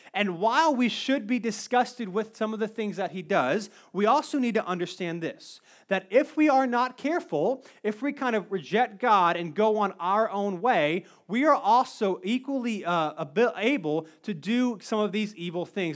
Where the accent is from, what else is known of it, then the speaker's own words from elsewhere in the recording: Cary, North Carolina, United States; I grew up in Cary. Nothing ever happens in Cary.